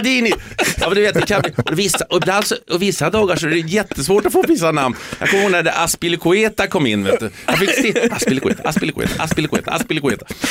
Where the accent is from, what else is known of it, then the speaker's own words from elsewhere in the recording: Sweden; moved away; also born or lived in England; vi är ju svenskar eh, och, och, och vi har, jag har ju det arvet med mig.